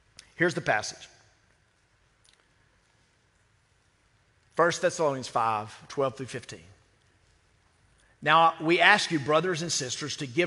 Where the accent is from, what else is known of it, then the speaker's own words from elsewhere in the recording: United States; I'm an American as well